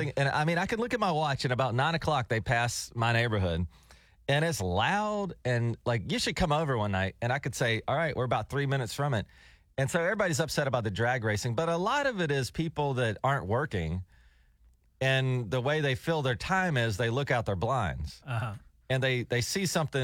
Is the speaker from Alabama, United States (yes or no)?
yes; Fairhope, Alabama, United States; born or raised there; moved away as an adult; now in Tulsa, United States